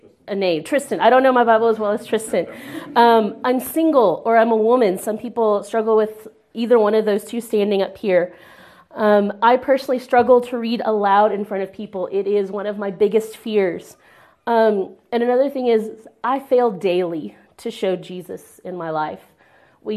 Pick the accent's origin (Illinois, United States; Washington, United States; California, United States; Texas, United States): Texas, United States; moved away; I'm too Texan, because there's a difference. Because there is a difference. I don't always claim America, but I will always claim Texas